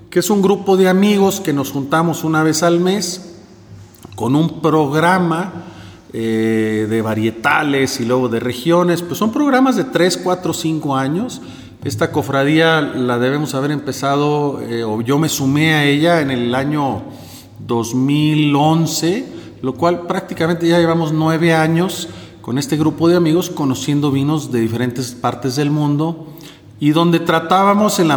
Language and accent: Spanish; Monclova, Coahuila, Mexico; also born or lived in Monterrey; now in Querétaro, Mexico; Eh, soy mexicano, aunque el nombre no lo parezca, de origen alemán, pero ya nacido en México. Eh, tengo ya 20 años viviendo en Querétaro. Antes de eso viví muchos años en Monterrey, Nuevo León, y soy originario de Monclova, Coahuila.